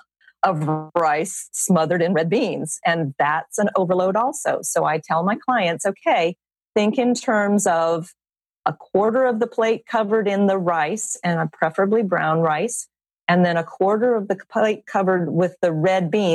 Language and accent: English; South Louisiana, United States; I'm from South Louisiana